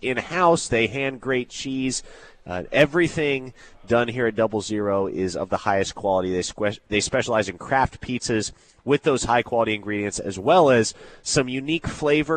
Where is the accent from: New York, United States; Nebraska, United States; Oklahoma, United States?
Nebraska, United States; Omaha; I grew up here in Omaha